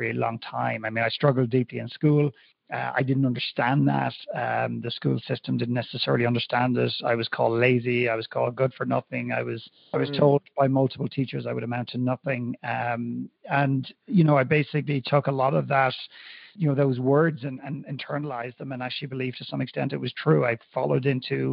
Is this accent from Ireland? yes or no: yes; Dublin, Leinster, Ireland; growing up in Ireland, in Dublin at that time